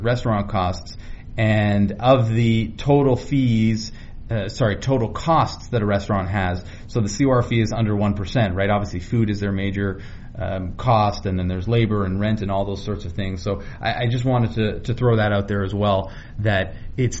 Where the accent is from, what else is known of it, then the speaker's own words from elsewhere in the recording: Vancouver, British Columbia, Canada; I grew up in Vancouver